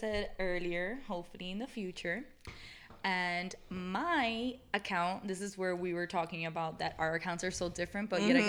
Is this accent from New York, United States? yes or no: no; Miami, Florida, United States; I am born and raised in Miami.